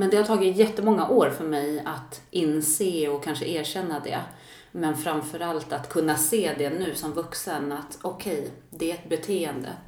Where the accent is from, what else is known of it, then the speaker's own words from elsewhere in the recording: Sollentuna, Stockholm County, Sweden; Jag växte upp i eh, Stockholm, Sollentuna, mm. tillsammans med mamma och syster och så har jag en bror också och pappa.